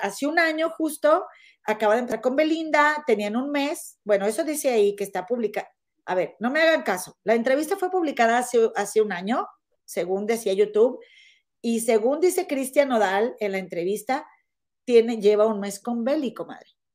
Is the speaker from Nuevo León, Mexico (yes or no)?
yes; Monterrey, Nuevo León, Mexico; moved away as an adult; now in United States; yo soy de Monterrey